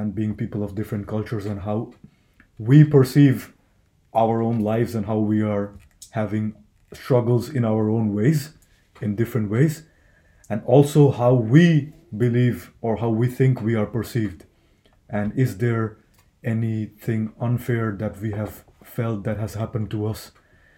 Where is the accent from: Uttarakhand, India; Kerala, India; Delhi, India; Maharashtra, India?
Delhi, India; English is a second language; moved away as an adult; also born or lived in South India; now in Helsinki, Finland; If you're in the north, like I'm from Delhi, it's sort of pretty cold.